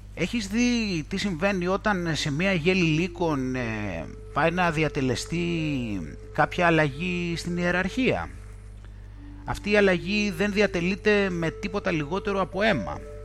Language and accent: Greek; Greece; moved away as an adult; now in United Kingdom; για όλο τον καιρό που βρίσκομαι στην ε, Βρετανία από τότε που μετακόμισα από την Ελλάδα